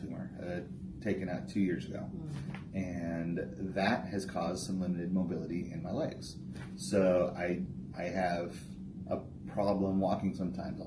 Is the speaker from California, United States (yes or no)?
yes; Southern California, United States; moved away; I'm originally from Southern California